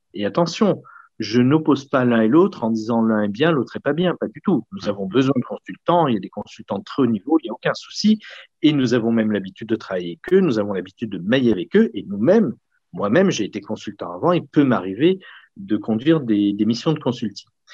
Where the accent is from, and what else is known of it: Lyon, Auvergne-Rhône-Alpes, France; born or raised there